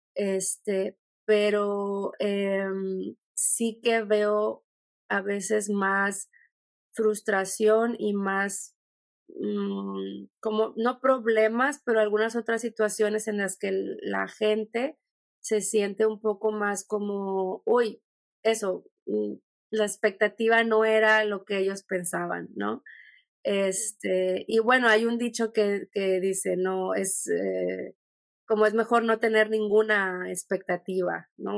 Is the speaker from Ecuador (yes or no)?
no; Mexico; moved away as an adult; also born or lived in Czech Republic; now in Germany; yo vengo de México